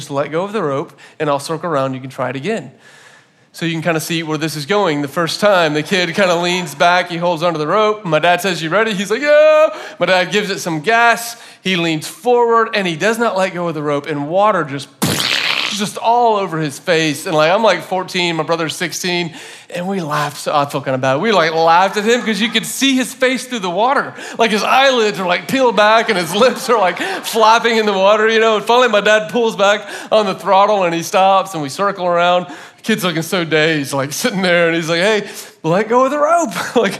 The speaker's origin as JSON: {"language": "English", "region": "Florida", "country": "United States", "tie": "born or raised there", "said": "my parents got a boat when I was in like second grade, and so I grew up in Florida"}